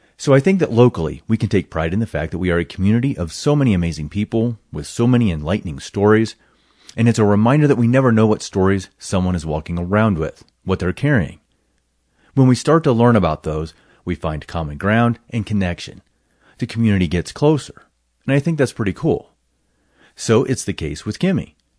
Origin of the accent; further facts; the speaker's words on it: northern Missouri, United States; moved away; I grew up in the Midwest in northern Missouri, it was farms.